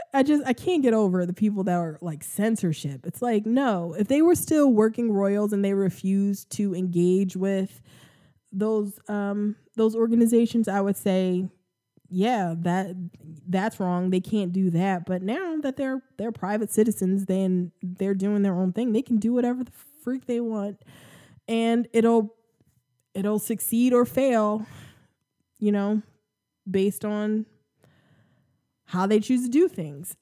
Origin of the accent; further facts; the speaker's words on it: United States; accent: American; I'm American, obviously. Um, you can hear my, my, my American accent.